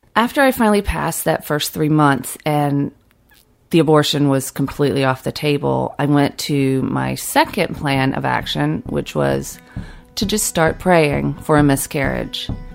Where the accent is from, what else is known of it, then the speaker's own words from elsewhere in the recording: Fitzgerald, Georgia, United States; As a kid growing up in South Georgia